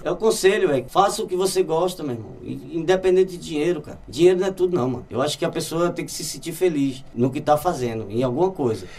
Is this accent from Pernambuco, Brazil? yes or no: yes; Olinda, Pernambuco, Brazil; moved away as an adult; now in Lisbon, Portugal; O nome do meu bairro lá em Olinda se chama Águas Compridas, que sou de lá